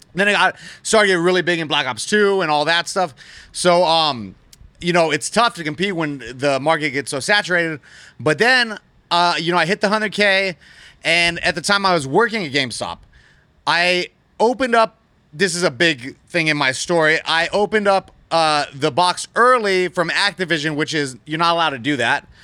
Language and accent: English; Las Vegas, Nevada, United States; I was born and raised right here in Las Vegas